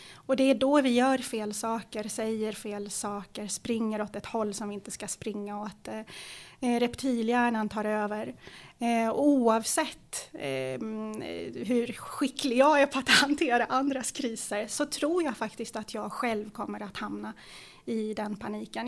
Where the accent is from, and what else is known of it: Stockholm, Stockholm County, Sweden; born or raised there; Swedish is a second language